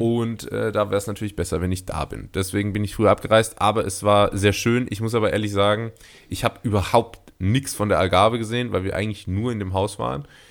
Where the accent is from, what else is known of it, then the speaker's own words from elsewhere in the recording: Karlsruhe, Baden-Württemberg, Germany; now in Portugal; in meiner Heimatstadt Karlsruhe